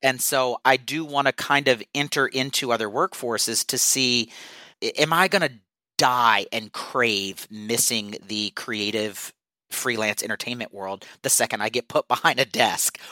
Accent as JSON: {"language": "English", "region": "South Louisiana", "country": "United States", "also_born_or_lived": "New York", "moved": "yes", "lives_now": "Los Angeles, United States", "said": "I am originally from South Louisiana."}